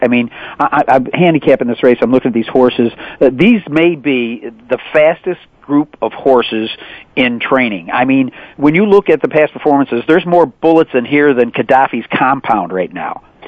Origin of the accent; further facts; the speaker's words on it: East Coast, United States; my family, growing up on the East Coast, was kind of a holy race of obligation